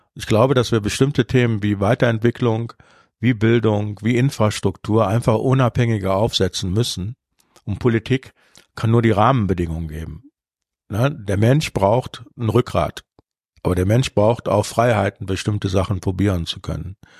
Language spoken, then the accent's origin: German; Cologne, North Rhine-Westphalia, Germany; ich bin ja in Köln geboren. Das heißt, früher war Rosenmontagszug Pflicht